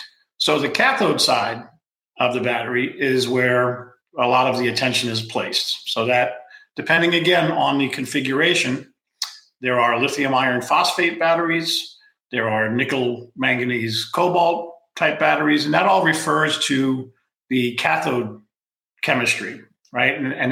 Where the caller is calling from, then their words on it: California, United States; I'm dialing in from California. Rainy California right now.